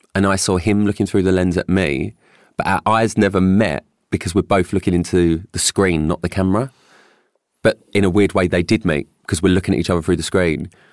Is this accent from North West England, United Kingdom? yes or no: no; London, United Kingdom; I grew up in Stepney Green and it was probably the best upbringing I could have ever had